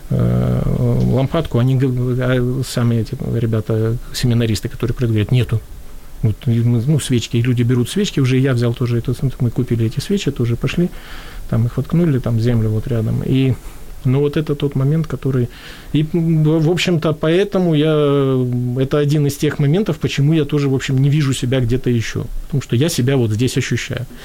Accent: Latvia; вот я рос в Латвии

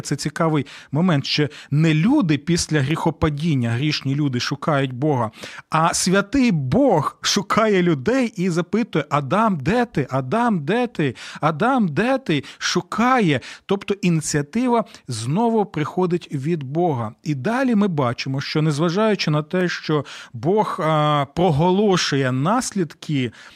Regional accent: Ukraine; у нас в Україні

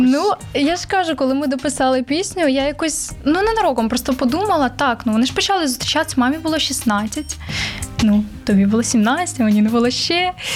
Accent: Vinnytsia, Vinnytsia Oblast, Ukraine; Я сама з Вінниці, я Вінничанка

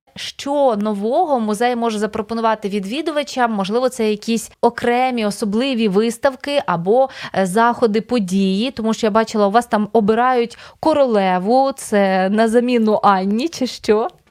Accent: Podillia, Ukraine; now in Kyiv, Ukraine; я з Поділля

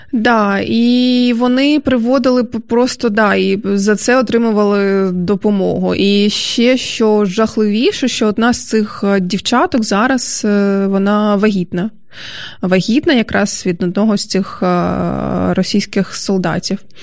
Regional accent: Dnipro, Dnipropetrovsk Oblast, Ukraine; Я ж теж е, зі сходу, насправді я ж е, з Дніпра.

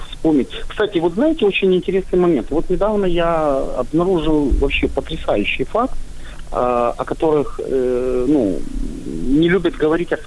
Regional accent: Odesa, Odesa Oblast, Ukraine; я из Одессы, а Одесса это прекрасный город у Черного моря, и у нас здесь и Жаботинский жил

